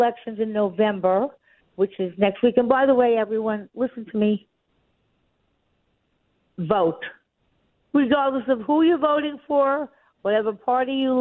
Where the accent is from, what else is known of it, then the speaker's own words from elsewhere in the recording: Long Island, New York, United States; I grew up on Long Island.